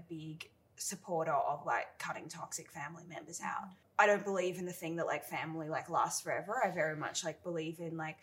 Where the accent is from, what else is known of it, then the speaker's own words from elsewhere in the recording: Bellingen, New South Wales, Australia; moved away as an adult; now in Sydney, Australia; I grew up mostly in Bellingen in northern New South Wales, but I moved to Sydney when I finished high school